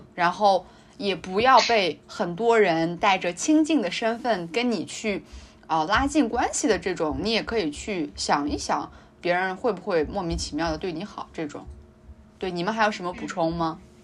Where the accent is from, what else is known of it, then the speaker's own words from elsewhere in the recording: Kazakh, Xinjiang, China; 我也是哈萨克族，但是我，因为我是纯纯的正儿八经的民考汉